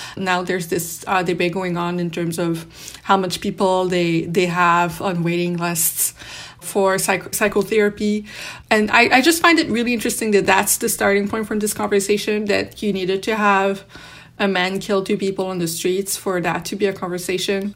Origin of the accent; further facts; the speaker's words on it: Canada; we as Canadian, being so close to the U S